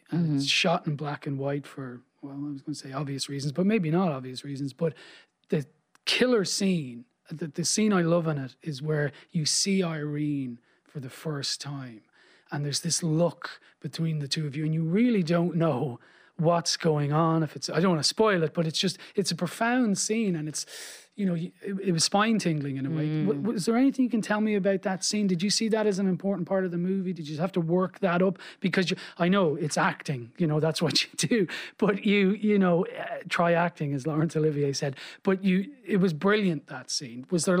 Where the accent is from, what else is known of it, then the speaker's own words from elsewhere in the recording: Dublin, Leinster, Ireland; Like, I grew up in Dublin in the 80s.